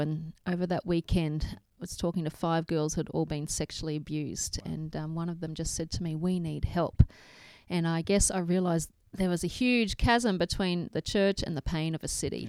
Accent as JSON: {"language": "English", "town": "Toowoomba", "region": "Queensland", "country": "Australia", "tie": "born or raised there", "said": "growing up in Toowoomba and had no idea because I'd just mm. grown up in church world"}